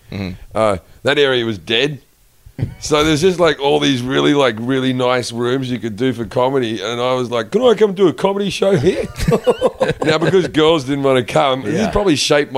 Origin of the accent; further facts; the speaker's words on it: Sydney, New South Wales, Australia; moved away; also born or lived in England; I'm from Sydney.